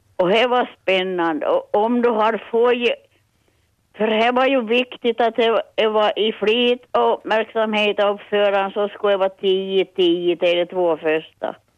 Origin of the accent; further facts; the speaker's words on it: Petsmo, Ostrobothnia, Finland; Jag är från Petsmo